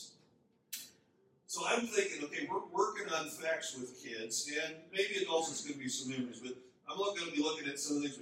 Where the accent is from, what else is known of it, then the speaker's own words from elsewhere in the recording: Minnesota, United States; moved away as an adult; also born or lived in Chicago / overseas; now in North Dakota, United States; I grew up in Minnesota